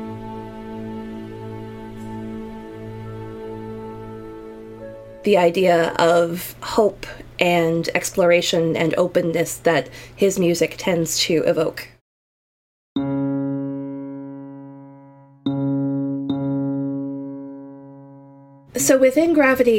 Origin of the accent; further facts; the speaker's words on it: Florida, United States; I'm a composer from Florida in the United States